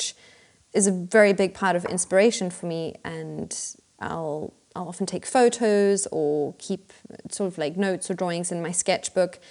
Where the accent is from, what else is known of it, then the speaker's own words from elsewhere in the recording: Pretoria, Gauteng, South Africa; moved away as an adult; now in Berlin, Germany; I grew up in Pretoria